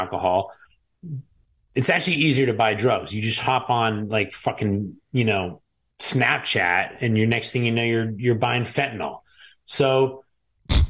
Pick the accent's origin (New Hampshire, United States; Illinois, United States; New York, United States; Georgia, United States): New Hampshire, United States; Manchester; my hometown of Manchester, New Hampshire.